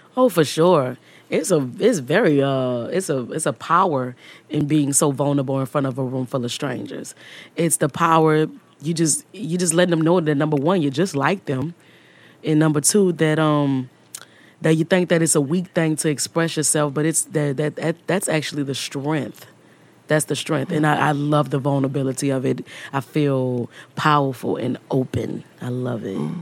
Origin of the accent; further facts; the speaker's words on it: New Orleans, Louisiana, United States; I'm from New Orleans